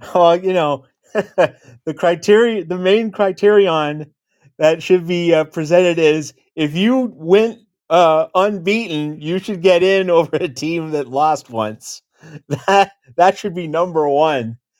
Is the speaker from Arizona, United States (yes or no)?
yes; Phoenix, Arizona, United States; moved away; also born or lived in Seattle, Washington; born in, in Phoenix, and lived in Seattle for about twenty years